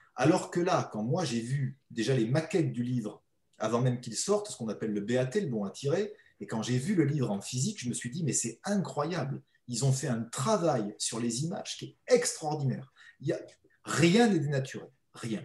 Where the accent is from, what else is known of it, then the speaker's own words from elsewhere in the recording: the Midi, southern France, France; en bon méridional